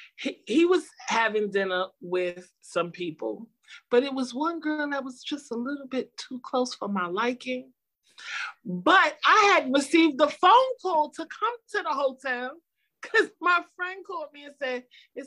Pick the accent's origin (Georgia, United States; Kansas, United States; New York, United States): New York, United States; New York City; I'm from the hood. I grew up in Brownsville in Albany Projects